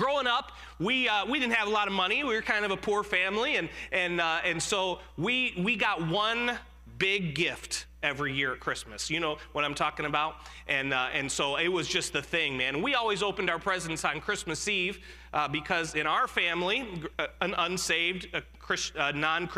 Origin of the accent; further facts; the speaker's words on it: Jamestown, New York, United States; I was born in Western New York, a little town called Jamestown, New York, and I lived with my great-grandmother growing up